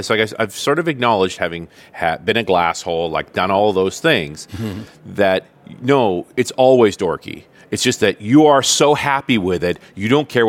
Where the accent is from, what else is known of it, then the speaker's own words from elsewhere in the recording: Canada; I'm a Canadian.